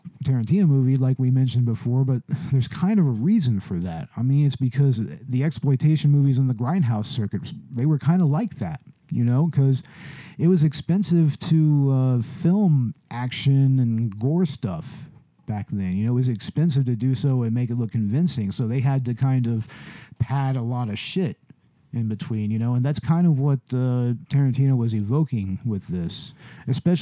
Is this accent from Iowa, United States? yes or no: no; Texas, United States; I'm a Texan who doesn't drink Big Red.